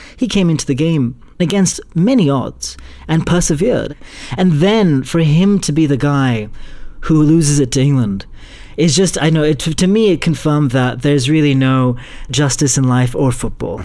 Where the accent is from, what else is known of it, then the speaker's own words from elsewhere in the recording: India; as an Indian